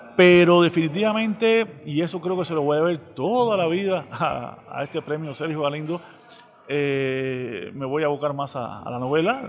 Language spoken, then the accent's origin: Spanish; Cuba; accent: Cuban; moved away as an adult; now in Saltillo, Mexico; por el acento que no se me va a quitar nunca, eh, enseguida sale a relucir que soy eh, cubano